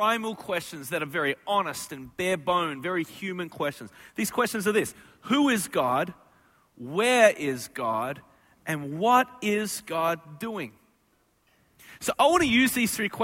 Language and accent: English; Australia; moved away; I am from Australia